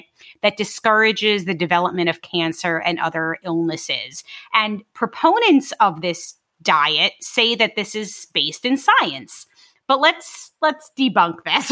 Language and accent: English; New York City, New York, United States; I'm from Brooklyn